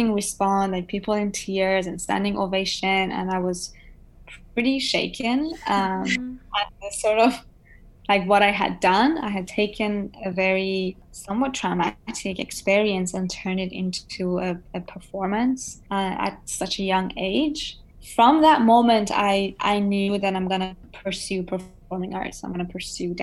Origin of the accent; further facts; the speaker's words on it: Iran; also born or lived in Hong Kong; now in United States; growing up in Iran, you're surrounded by lots of arts and crafts